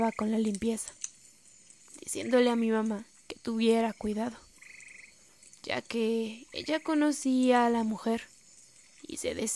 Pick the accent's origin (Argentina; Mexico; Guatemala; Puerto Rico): Guatemala; Chimaltenango; Soy de Guatemala, de un pueblo del departamento de Chimaltenango.